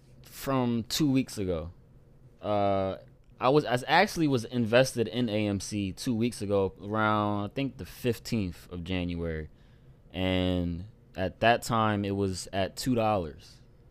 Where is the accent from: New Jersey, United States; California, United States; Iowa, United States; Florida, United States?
New Jersey, United States; Camden; recording in Camden right now, Camden, New Jersey, my dad's house. And this is my big brother that I grew up with in Camden, you know, since day one.